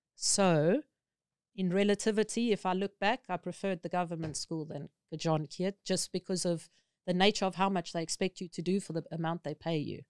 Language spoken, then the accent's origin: English; South Africa; moved away as an adult; now in Thailand; as a South African, because we considered non-native speakers here, they require this from you.